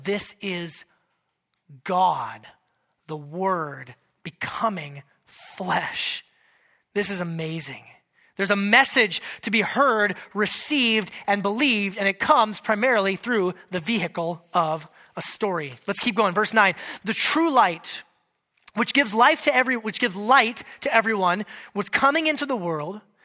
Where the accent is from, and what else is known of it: United States